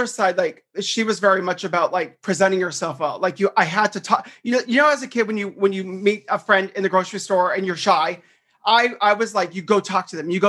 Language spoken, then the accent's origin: English; Southern California, United States; I grew up in Southern California. I'm like one of the rare few people that is from here